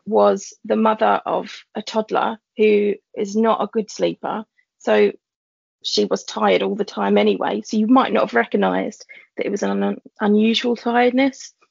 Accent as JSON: {"language": "English", "region": "London", "country": "United Kingdom", "tie": "born or raised there", "said": "I'm a teacher from East London, born and bred."}